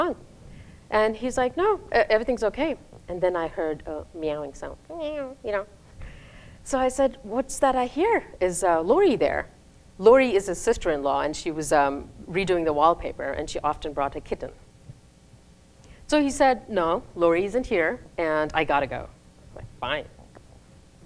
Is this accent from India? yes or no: yes; India; moved away as an adult; also born or lived in Raleigh, United States; now in United States; I moved from India, where I finished my K through 12, to the United States